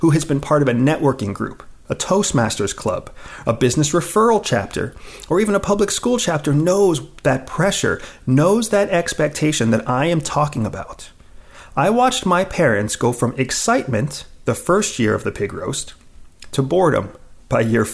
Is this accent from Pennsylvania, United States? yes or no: yes; Pennsylvania, United States; When I was a teenager, growing up in Pennsylvania